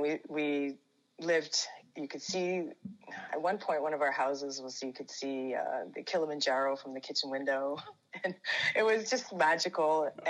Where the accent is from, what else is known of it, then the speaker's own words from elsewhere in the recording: Ontario, Canada; also born or lived in London, Ontario; So I was born in London, Ontario, which is about 2 hours from Toronto.